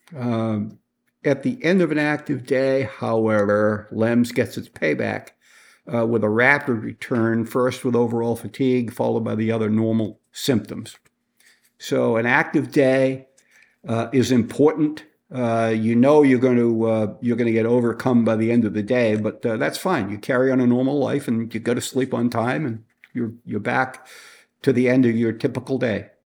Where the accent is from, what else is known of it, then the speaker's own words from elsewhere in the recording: Boston, Massachusetts, United States; I was born and raised in Boston, uh, near Boston in the suburb